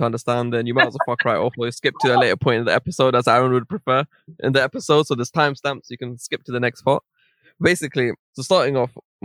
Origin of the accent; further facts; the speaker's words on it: London, United Kingdom; I was born in Central Middlesex Hospital in Northwest London.